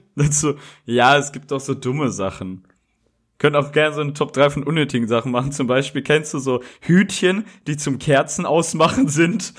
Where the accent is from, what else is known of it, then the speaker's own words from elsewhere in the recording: Rheda-Wiedenbrück, North Rhine-Westphalia, Germany; moved away; in meiner Heimatstadt, wo ich herkomme, aus Redenbrück